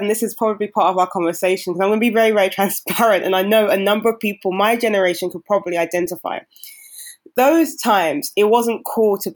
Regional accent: London, United Kingdom; I grew up in London, South West London to be exact.

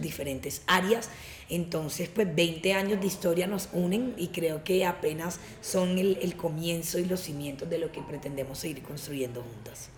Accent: Cartagena, Bolívar, Colombia; yo que vengo de Cartagena

